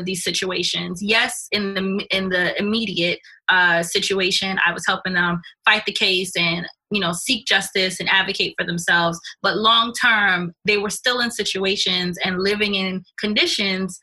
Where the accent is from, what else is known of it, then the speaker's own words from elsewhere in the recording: New York City, New York, United States; I'm also Jamaican, born and bred in Brooklyn. I'm from Canarsie originally